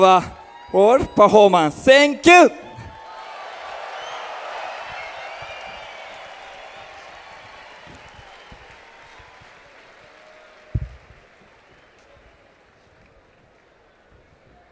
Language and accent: English; Japan; We are from Japan.